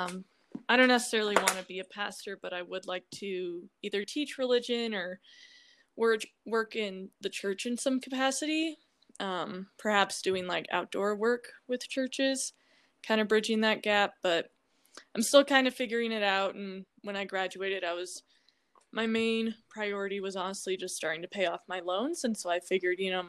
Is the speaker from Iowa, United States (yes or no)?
yes; Des Moines, Iowa, United States; I'm from Des Moines, Iowa